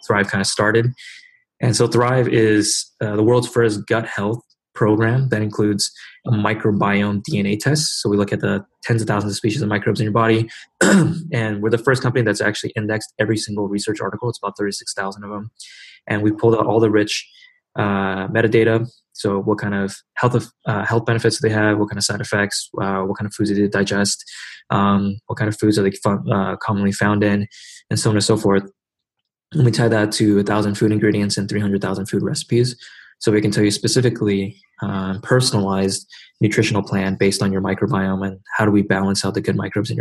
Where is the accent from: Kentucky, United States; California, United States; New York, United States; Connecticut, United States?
California, United States; Silicon Valley; grew up kind of in Silicon Valley